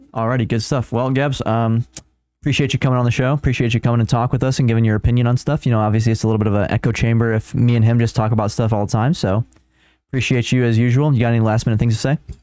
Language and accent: English; Chicago, Illinois, United States; we're also from Chicago area